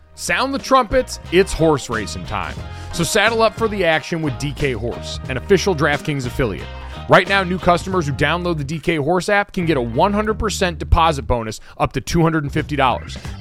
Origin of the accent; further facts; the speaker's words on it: Connecticut, United States; growing up in New England, growing up in Connecticut